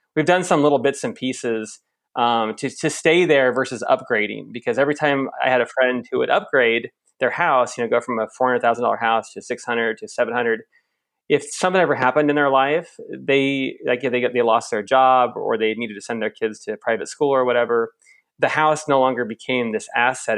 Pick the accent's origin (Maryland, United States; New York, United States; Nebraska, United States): Nebraska, United States; Lincoln; moved away as an adult; now in Australia; my hometown of Lincoln, Nebraska, right in the dead center Midwest.